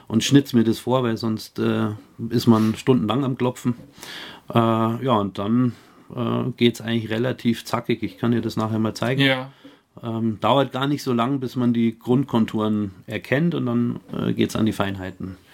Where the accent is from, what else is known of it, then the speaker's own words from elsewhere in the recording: Bayerisch Gmain, Bavaria, Germany; also born or lived in Bischofswiesen; kommen wir aus Bayerisch Gemein